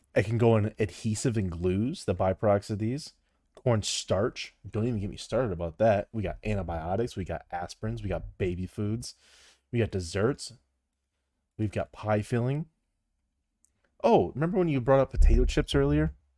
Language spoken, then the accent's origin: English; Midwest, United States; it's pop. I'm from the Midwest